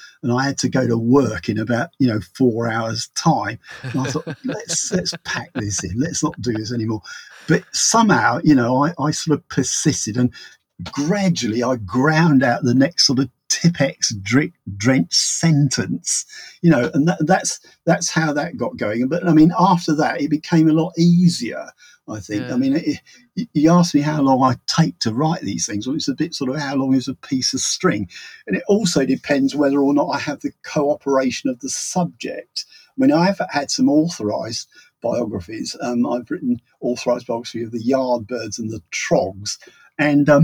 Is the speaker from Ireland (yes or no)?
no; England, United Kingdom; I'm an English writer